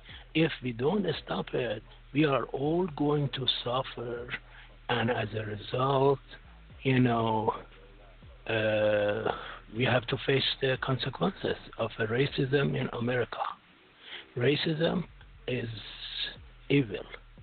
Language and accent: English; Pennsylvania, United States; Where are you from? I'm from Pennsylvania.